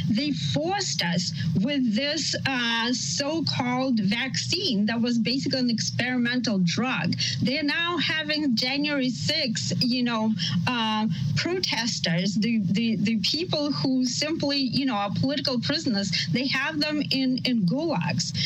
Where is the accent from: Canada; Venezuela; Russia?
Russia; now in United States; I'm an immigrant from Soviet Russia. As, uh, you know, I lived under the totalitarian regime